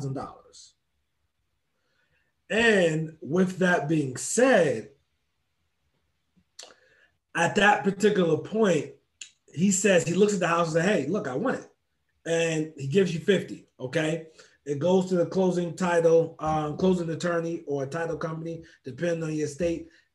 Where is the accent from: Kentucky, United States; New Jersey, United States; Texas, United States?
New Jersey, United States; moved away; born and raised in New Jersey